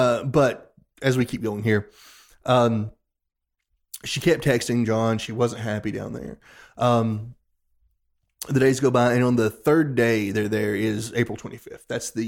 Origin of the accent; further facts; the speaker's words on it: the South, United States; We know that because we're from the South.